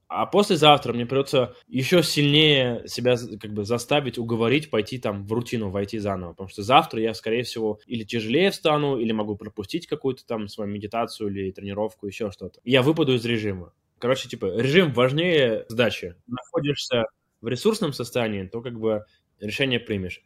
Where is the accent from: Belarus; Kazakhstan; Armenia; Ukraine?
Armenia; я с, из Армении.